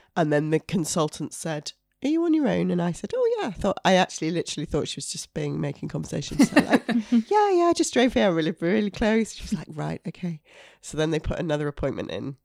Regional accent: York, Yorkshire and the Humber, United Kingdom; moved away; I'm from York originally

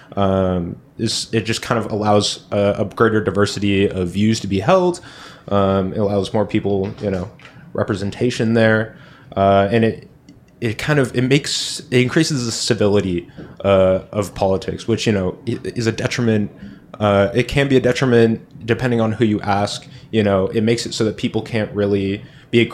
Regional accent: Berkeley, California, United States; now in San Jose, United States; my hometown of Berkeley.

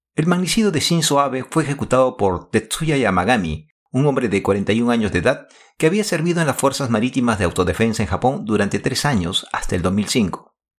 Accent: Lima, Peru; now in Japan; En mi época de estudiante colegial, tuve la oportunidad de compartir aulas con Miguel Otaque, en ese entonces Colegio Nacional de Varones Federico Villarreal en Miraflores, Lima, Perú

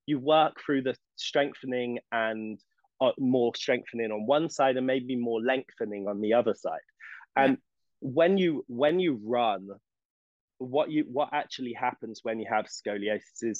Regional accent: England, United Kingdom; moved away; I'm English.

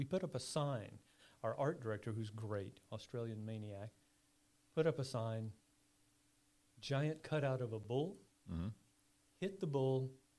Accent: Durham, North Carolina, United States; moved away; And I grew up in Durham.

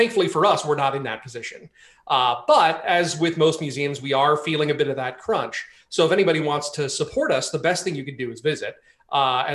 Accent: Southern California, United States; also born or lived in Washington, D.C.; now in Frederick, United States; I grew up in Southern California, up in the mountains, a little gold mining town

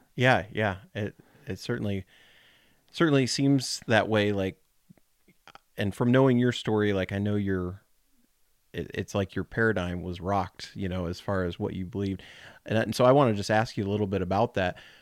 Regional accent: Colorado, United States; now in Kentucky, United States; growing up in Colorado

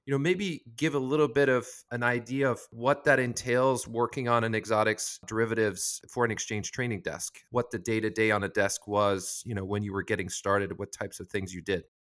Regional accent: France; I'm from France as well

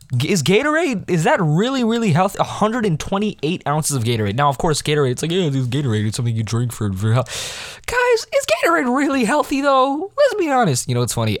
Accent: United States; I'm American

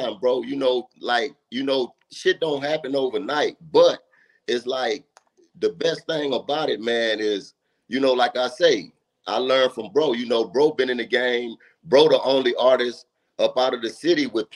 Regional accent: Louisiana, United States; I grew up in the South, Louisiana, you know, the North, Northeast

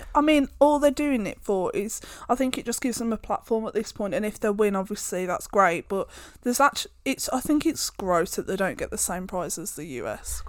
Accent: United Kingdom; we are British

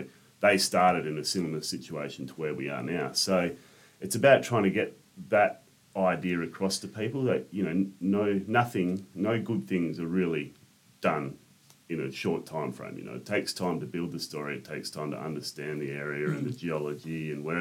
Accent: Albany, Western Australia, Australia; moved away as an adult; also born or lived in Katanning; now in Perth, Australia; I grew up in Katanning in Albany

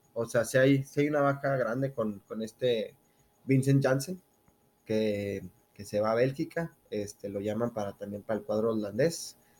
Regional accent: Ciudad Juárez, Chihuahua, Mexico; no tengo un acento regio entonces, este, dirán, ¿qué onda con este, con este güey? Yo soy de Ciudad Juárez, Chihuahua

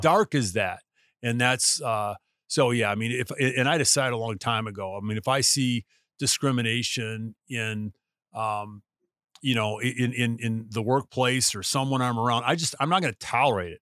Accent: United States; being an American, uh, who lives where I live

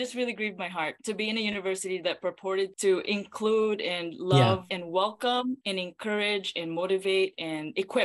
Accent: Philippines; moved away; I grew up in the Philippines

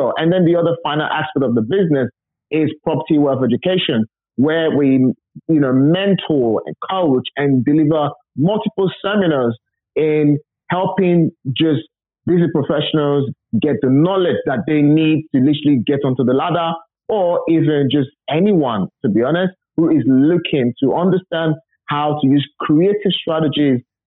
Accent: Nigeria; moved away as an adult; now in United Kingdom; I wasn't born and bred in England. I was literally raised from Nigeria. You know, I went to primary school, secondary school, university. And in 2004, I wanted to immigrate to the UK.

